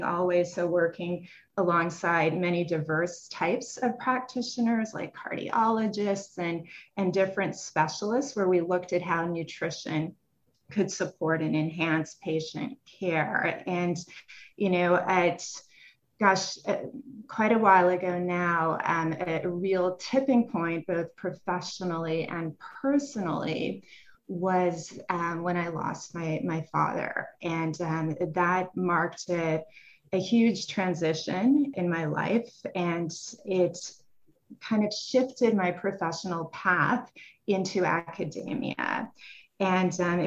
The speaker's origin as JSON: {"language": "English", "town": "Montreal", "region": "Quebec", "country": "Canada", "also_born_or_lived": "Paris, France / Salamanca, Spain", "moved": "as an adult", "lives_now": "United States", "said": "I'm originally from Montreal, Canada, and I did my undergrad work there at McGill University"}